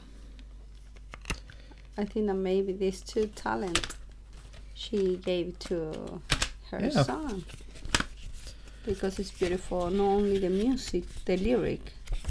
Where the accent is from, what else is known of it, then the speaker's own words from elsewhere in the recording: Chile; English is a second language; moved away; because you know I'm from Chile and South America